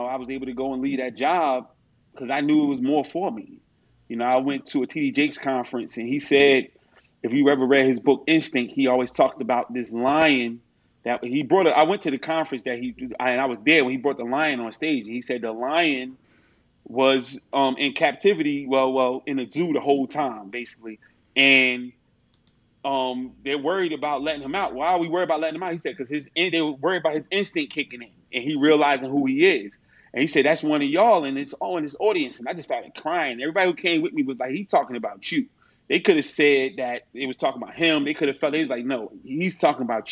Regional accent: North New Jersey, United States; growing up in North New Jersey, grew up in a family full of, you know, junkies

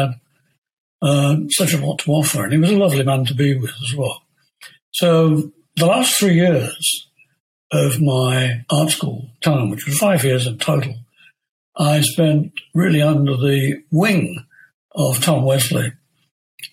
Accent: Leicester, East Midlands, United Kingdom; Leicester, my hometown

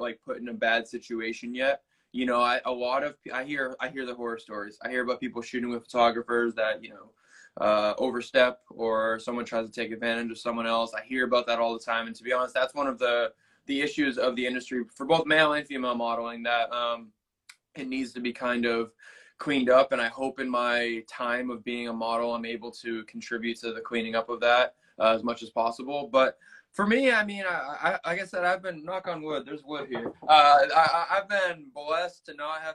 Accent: Boston, Massachusetts, United States; moved away as an adult; also born or lived in Australia / Northern California / Kansas City; now in Los Angeles, United States; I'm from Boston originally

